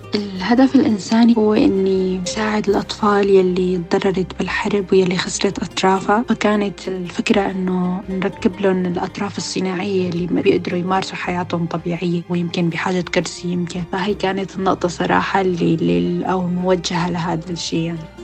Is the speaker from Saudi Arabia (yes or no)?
no; Syria; also born or lived in Lebanon; now in United Kingdom; كانوا بعض المدارس مثلا يرفضونا بحكم إنه نحن سوريين